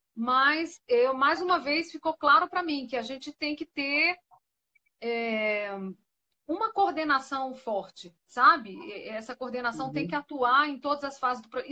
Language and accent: Portuguese; Brasília, Federal District, Brazil; eu não nasci em Brasília, mas eu fui criada aqui desde os três anos